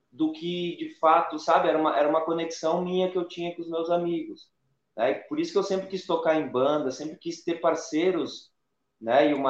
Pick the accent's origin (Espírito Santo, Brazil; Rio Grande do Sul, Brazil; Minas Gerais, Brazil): Rio Grande do Sul, Brazil; Nova Prata; a gente se mudou, eu sou de Nova Prata, na Serra, a, a gente se mudou para Porto Alegre e eu parei de fazer aula de violão.